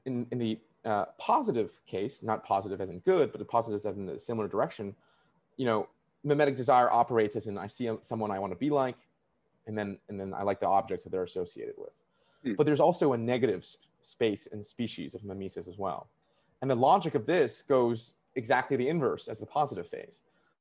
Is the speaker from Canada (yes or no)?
yes; Canada; the only thing that prevented me was me not having a visa, because I'm a Canadian.